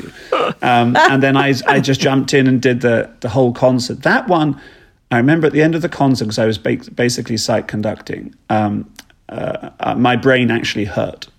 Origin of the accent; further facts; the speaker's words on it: East Sussex, South East England, United Kingdom; I was raised down in East Sussex in England